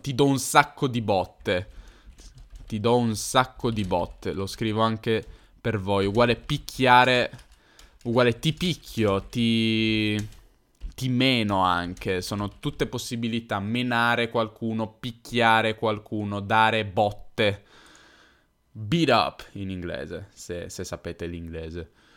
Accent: Turin, Piedmont, Italy; accent: Piedmontese / Turinese; io sono piemontese, sono di Torino

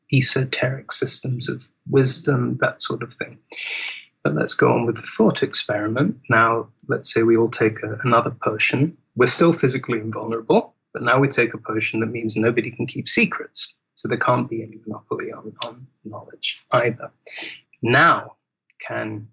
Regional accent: England, United Kingdom; an English person

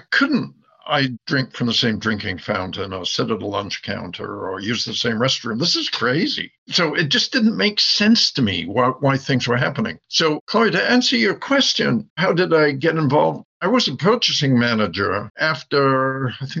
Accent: England, United Kingdom; accent: English; now in United States; I have an English accent. I was brought up in England.

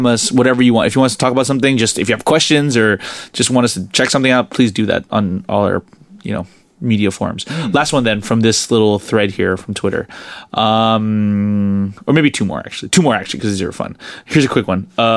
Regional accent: United States; now in Singapore; I'm from the States

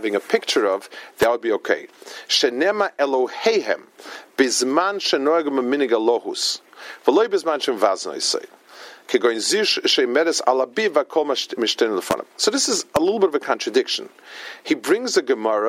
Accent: New York City, New York, United States; moved away; I grew up in Lower East Side, and my mother used to live there

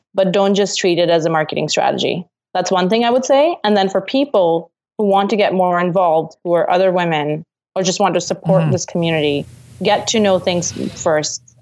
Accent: Singapore; now in Canada; I'm from Singapore, and so when I came to Canada

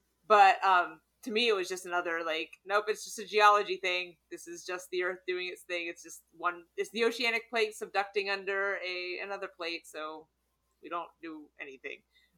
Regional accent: the South, United States; I'm from the South.

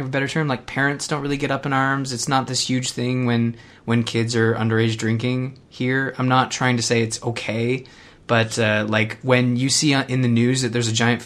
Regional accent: Canada; I'm Canadian

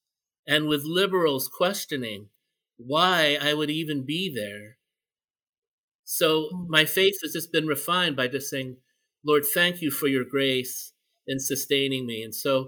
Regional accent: Philippines; And as a Filipino, I was just, you know, struck by that.

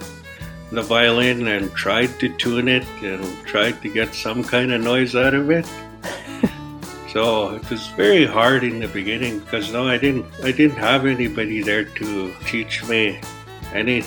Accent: Île-à-la-Crosse, Saskatchewan, Canada; being a younger person growing up in Isle of Cross

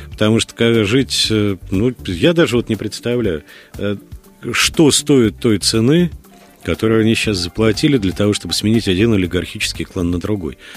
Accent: Moscow, Russia; я, наверное, из вас, знаете, да, единственный коренной москвич.

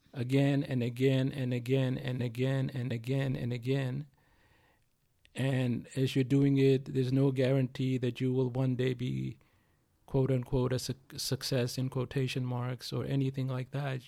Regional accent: India; also born or lived in United States; now in California, United States; being an Indian

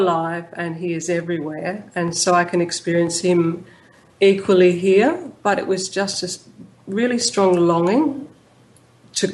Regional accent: Melbourne, Victoria, Australia; I'm from Fitzroy.

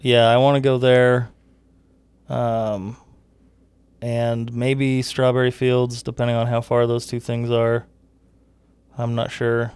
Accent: the West, United States; we grew up in the West where everything is so spread out

